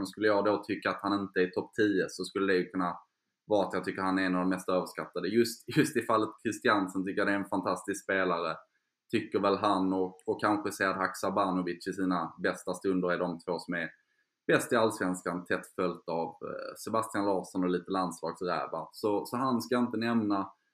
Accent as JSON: {"language": "Swedish", "region": "Skåne", "country": "Sweden", "accent": "Scanian", "moved": "as an adult", "lives_now": "Stockholm, Sweden", "said": "jag är skåning som, som du hör"}